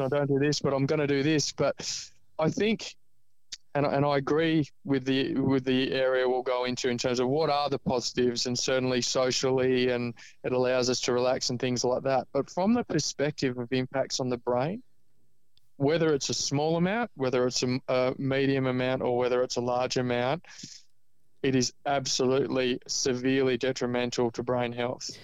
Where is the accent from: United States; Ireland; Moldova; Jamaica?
Ireland; now in Australia; I live in Australia, but I was born in Ireland